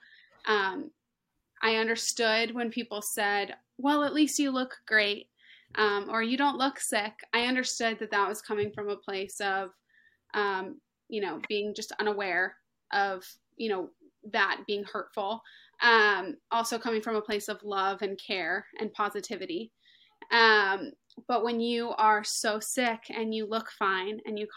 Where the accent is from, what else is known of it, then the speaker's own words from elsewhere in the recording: Hilton Head Island, South Carolina, United States; I was born and raised on Hilton Head, tiny little island